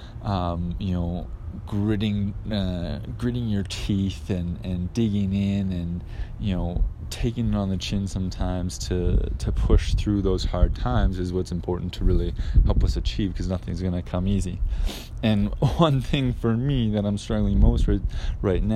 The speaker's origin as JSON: {"language": "English", "country": "Canada", "moved": "yes", "lives_now": "Guadalajara, Mexico", "said": "I live in Guadalajara, Mexico. I'm Canadian"}